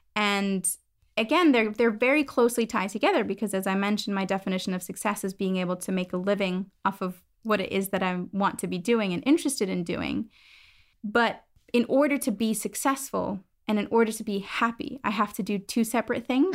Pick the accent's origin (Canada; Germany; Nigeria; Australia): Germany; moved away as an adult; also born or lived in United States; now in London, United Kingdom; So I'm originally from Germany, kind of moved overseas, did my bachelor's